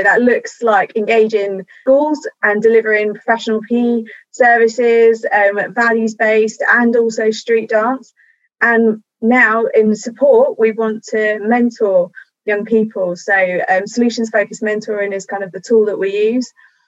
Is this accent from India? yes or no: no; London, United Kingdom; I grew up in the southeast of London, and as a true southeast London person